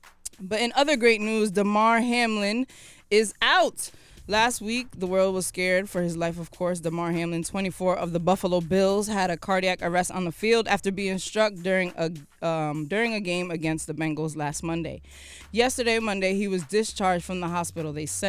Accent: Ghana; I am Ghanaian, so I will be going back home for sure.

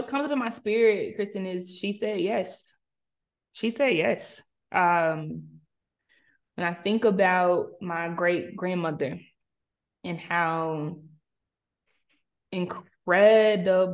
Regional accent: South Carolina, United States; moved away as an adult; also born or lived in Charlotte, North Carolina; growing up in South Carolina and me going to the University of South Carolina and moving to Charlotte to start a career, still in the South

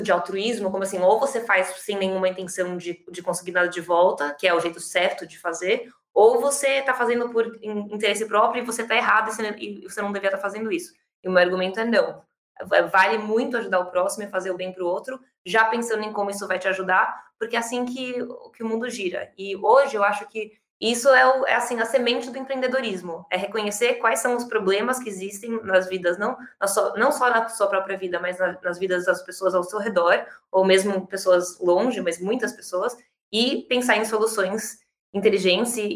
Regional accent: São Paulo, Brazil; sou brasileira, eu nasci e cresci em São Paulo que é onde eu tô hoje

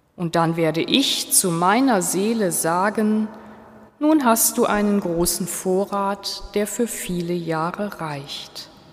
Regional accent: Switzerland; bei uns in der Schweiz

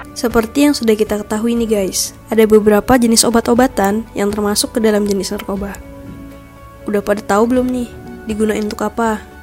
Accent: Bandar Lampung, Lampung, Indonesia; Asal gua dari Bandar Lampung

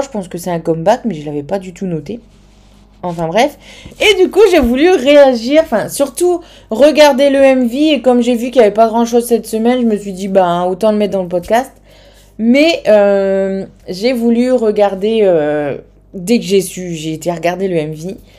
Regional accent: the North, Nord, France; accent: Nord; mon accent du Nord

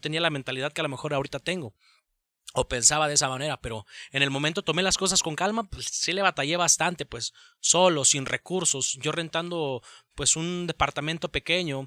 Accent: Tonalá, Jalisco, Mexico; soy oriundo de aquí, soy de Tonalá

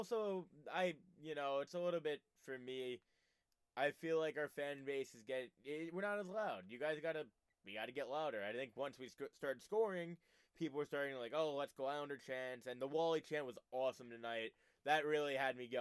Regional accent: United States; we're also American

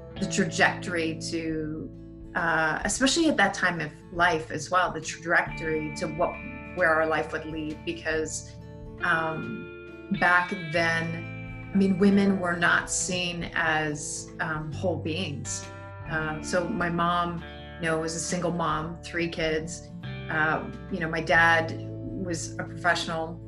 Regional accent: Montreal, Quebec, Canada; moved away; I grew up in initially in Montreal

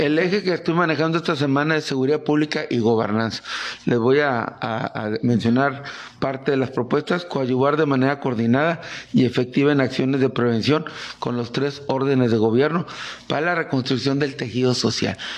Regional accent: Mexico; somos mexicanos

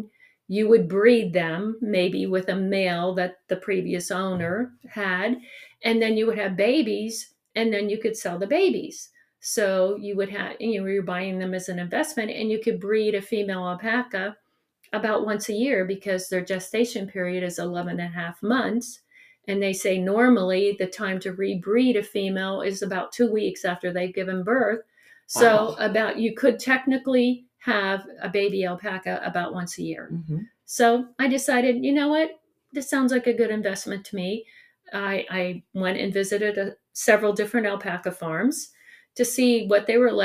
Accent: Salem, Ohio, United States; also born or lived in East Palestine, Ohio; It was on Stewart Road, where I grew up in Salem

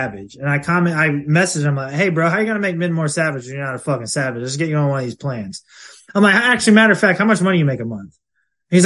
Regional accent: Ohio, United States; I'm from Ohio.

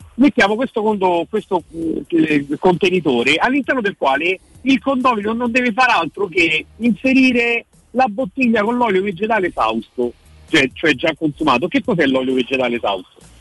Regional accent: Rome, Lazio, Italy; noi da romani, da romani peraltro di generazioni

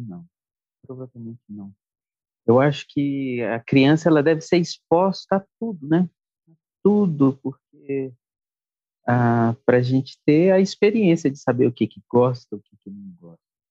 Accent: Brasília, Federal District, Brazil; Eu sou de Brasília, minha mãe falecida já natural de de Minas, meu pai é de Pernambuco

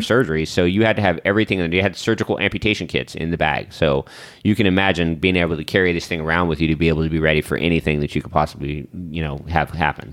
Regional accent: the South, United States; we're black people from the South.

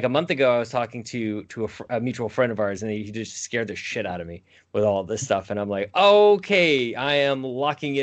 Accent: Canada; I'm Canadian

